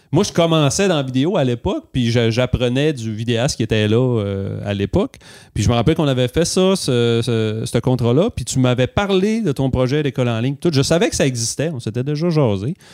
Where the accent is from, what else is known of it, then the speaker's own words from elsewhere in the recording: Clermont, Quebec, Canada; on a été élevés chacun à Clermont